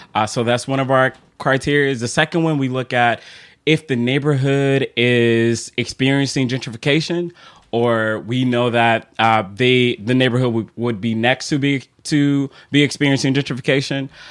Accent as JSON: {"language": "English", "town": "Chicago", "region": "Illinois", "country": "United States", "tie": "born or raised there", "moved": "as an adult", "lives_now": "Philadelphia, United States", "said": "being from Chicago, and I, I still still remember my first time traveling downtown Chicago. Uh, I grew up on the South Side"}